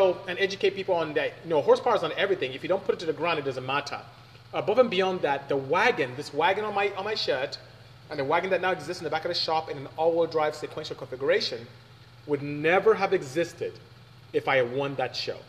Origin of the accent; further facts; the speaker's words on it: Nigeria; now in United States; I am Nigerian from West Africa